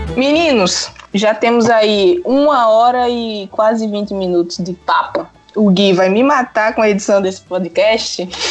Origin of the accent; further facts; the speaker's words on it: Pernambuco, Brazil; moved away as an adult; also born or lived in Paraíba; now in Aveiro, Portugal; Eu sou nordestina e morei no Nordeste, né? Pernambuco